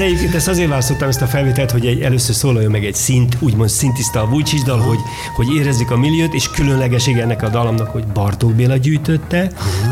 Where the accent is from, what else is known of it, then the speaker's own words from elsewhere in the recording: Pomáz, Pest, Hungary; olyan helyen nőttem fel Pomázon